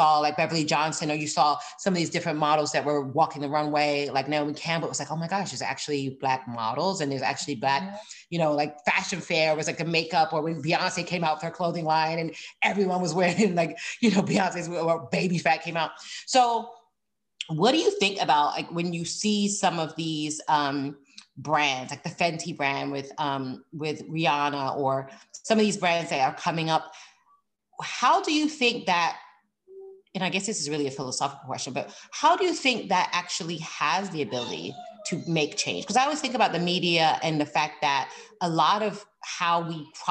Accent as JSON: {"language": "English", "region": "London", "country": "United Kingdom", "tie": "born or raised there", "said": "So I'm from the UK. I was born in London and raised here"}